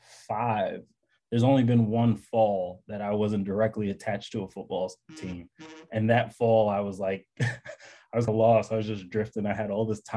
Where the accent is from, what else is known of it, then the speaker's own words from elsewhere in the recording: New York City, New York, United States; I grew up in Bed-Stuy, Brooklyn.